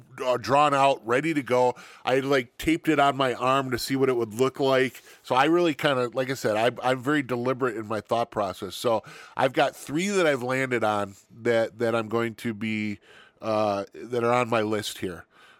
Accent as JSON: {"language": "English", "region": "Wisconsin", "country": "United States", "tie": "born or raised there", "said": "I'm from Wisconsin, born and raised, lived here my entire life. I am a Scotty or a Badger, or whatever you want to call it."}